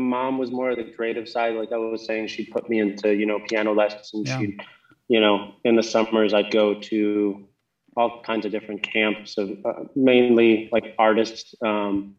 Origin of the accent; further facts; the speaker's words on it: Jackson, Wyoming, United States; also born or lived in New Jersey; I always call Wyoming home, even though I spent, you know, my first 11 years in New Jersey